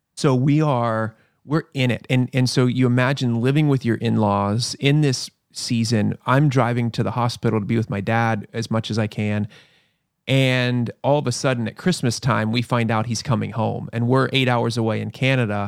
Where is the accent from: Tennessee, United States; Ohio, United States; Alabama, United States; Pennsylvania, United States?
Pennsylvania, United States; moved away; I grew up in Pennsylvania.